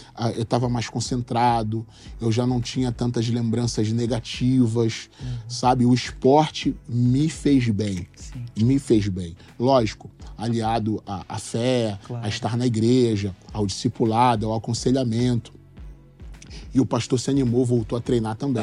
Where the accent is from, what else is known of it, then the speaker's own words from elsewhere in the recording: Belém, Pará, Brazil; also born or lived in Cidade de Deus, Rio de Janeiro; now in Rio de Janeiro, Brazil; eu sou nascido em Belém do Pará